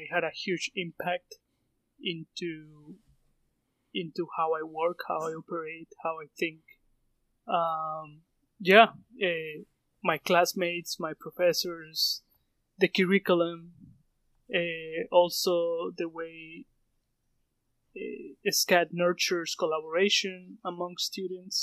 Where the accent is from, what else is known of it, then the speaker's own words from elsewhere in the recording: Colombia; English is a second language; moved away as an adult; now in United States; I'm a shoemaker from Colombia